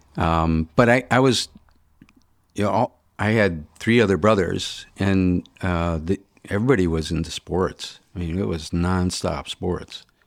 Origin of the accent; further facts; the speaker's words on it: Birmingham, Michigan, United States; also born or lived in Detroit, Michigan; I grew up in Birmingham, went to, uh, you know, high school